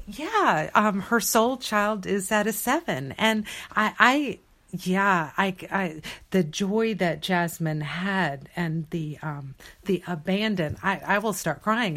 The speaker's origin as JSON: {"language": "English", "region": "Deep South", "country": "United States", "tie": "born or raised there", "said": "I, uh, was born and raised in India. Uh, uh, me here in the Deep South"}